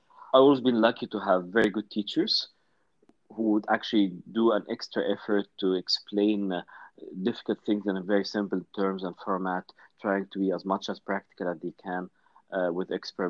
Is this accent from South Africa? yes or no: no; Kuwait; moved away; We grew up together in Kuwait. I was born and raised in Kuwait, which it's a small country in GCC, yet it was one of relatively the most politically advanced countries back in the 70s